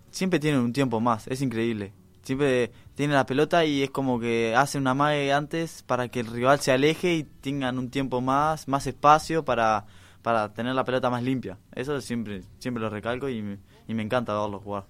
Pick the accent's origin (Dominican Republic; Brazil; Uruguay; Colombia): Uruguay; somos uruguayos